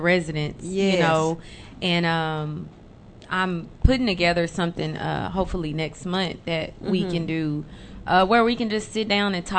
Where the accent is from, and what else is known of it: Grand Prairie, Texas, United States; born or raised there; also born or lived in Oak Cliff, Dallas, Texas